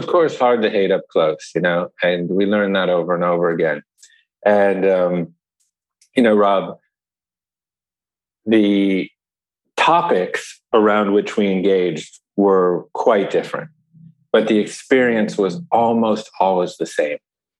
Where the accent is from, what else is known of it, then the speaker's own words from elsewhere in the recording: Chicago, Illinois, United States; born there; I was born in Chicago too.